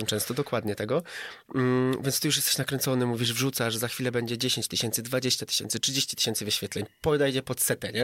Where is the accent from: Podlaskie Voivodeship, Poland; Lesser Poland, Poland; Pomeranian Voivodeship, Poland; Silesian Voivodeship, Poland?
Silesian Voivodeship, Poland; Katowice; Jestem z Katowic ogólnie i tam kręcę i przyjeżdżam tutaj sobie raz na jakiś czas do Artura sobie nakręcić